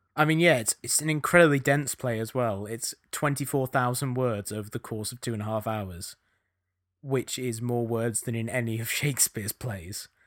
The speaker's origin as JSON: {"language": "English", "region": "England", "country": "United Kingdom", "accent": "English", "moved": "yes", "lives_now": "United States"}